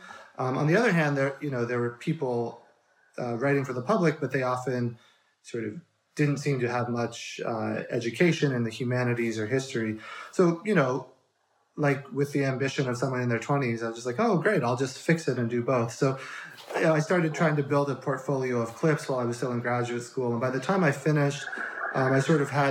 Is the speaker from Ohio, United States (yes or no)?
no; Colorado, United States; moved away as an adult; also born or lived in Chicago / New York City; now in Bay Area, United States; I grew up in Colorado mostly, and then only moved to the Bay Area as an adult with my wife